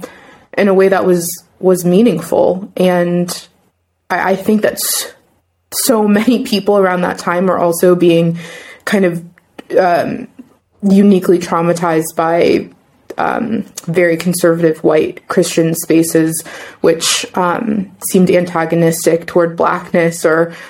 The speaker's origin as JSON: {"language": "English", "town": "Pittsburgh", "region": "Pennsylvania", "country": "United States", "moved": "yes", "lives_now": "Ithaca, United States", "said": "I'm from Pittsburgh originally"}